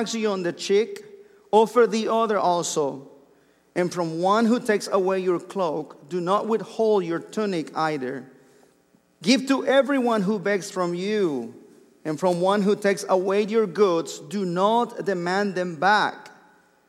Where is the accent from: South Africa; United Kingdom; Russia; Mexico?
Mexico; English is a second language; moved away as an adult; I was born and raised in Mexico, and I didn't learn English until I was 23 years old.